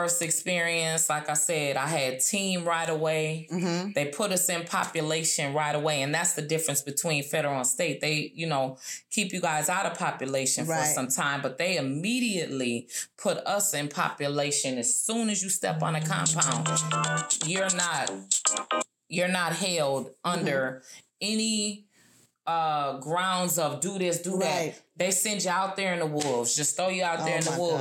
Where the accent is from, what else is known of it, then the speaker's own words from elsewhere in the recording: Minnesota, United States; moved away as an adult; also born or lived in Texas / Oklahoma; I was from Minnesota, but I'm way down in Texas.